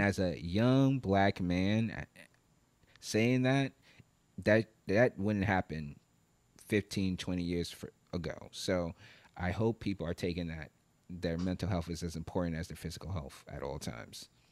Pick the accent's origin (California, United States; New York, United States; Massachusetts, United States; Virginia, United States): New York, United States; moved away as an adult; I live in Brooklyn, New York. I grew up in New York